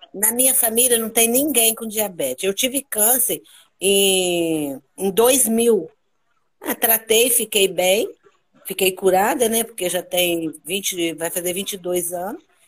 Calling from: Cachoeiro de Itapemirim, Espírito Santo, Brazil; Eu falo de Cachoeira, Tapimirim, Espírito Santo

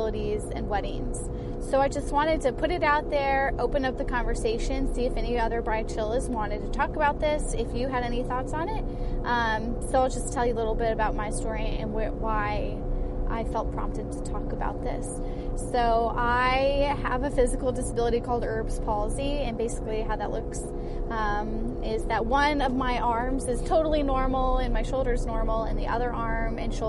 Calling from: Washington, District of Columbia, United States; I am calling from Washington, D.C.

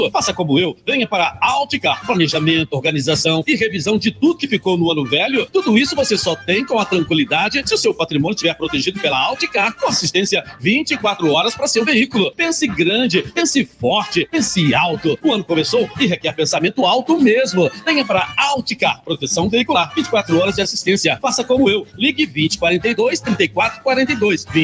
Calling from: Campo Grande, Brazil; quem está falando … de Campo Grande, tricolor da Laranjeira.

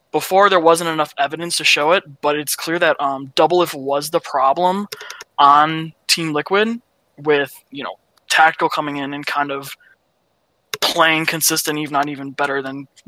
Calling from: Washington, District of Columbia, United States; I'm calling from Washington, D.C.

